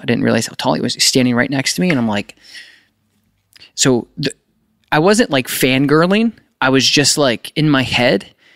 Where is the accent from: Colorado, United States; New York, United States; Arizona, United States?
New York, United States; upstate; I'm from New York